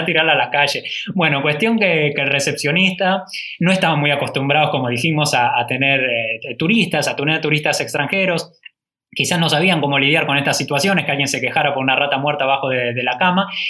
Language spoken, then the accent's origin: Spanish; Argentina; le decimos que somos Argentina